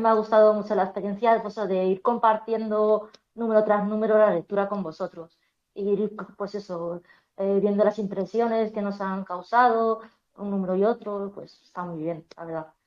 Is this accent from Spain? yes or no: yes; Madrid, Community of Madrid, Spain; soy de Madrid